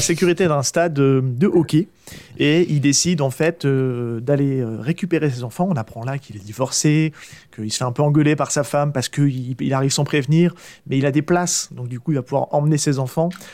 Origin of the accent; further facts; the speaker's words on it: Charente-Maritime, Nouvelle-Aquitaine, France; moved away; mon retour sur, le, sur ma région natale, qui est la Charente-Maritime